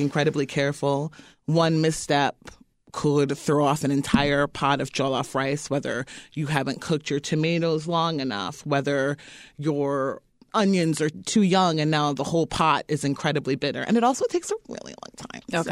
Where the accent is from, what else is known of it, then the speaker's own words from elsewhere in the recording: East Coast, United States; moved away; I grew up on the East Coast